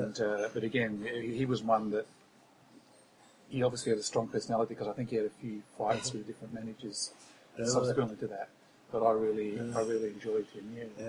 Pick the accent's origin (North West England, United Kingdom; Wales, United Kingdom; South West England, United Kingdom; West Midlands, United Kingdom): North West England, United Kingdom; Blackburn; also born or lived in Church / Accrington / Oswaldtwistle; now in Brisbane, Australia; I was born in Blackburn. Lived in Church, Accrington, and Aussie.